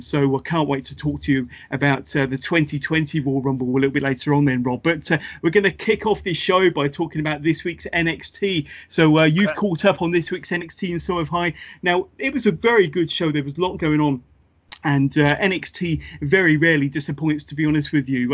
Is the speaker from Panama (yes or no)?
no; United Kingdom; I'm a fellow Brit